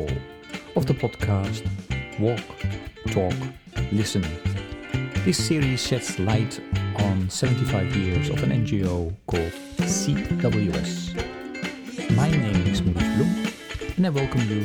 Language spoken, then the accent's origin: English; Netherlands; moved away; also born or lived in Indonesia; I grew up in the Netherlands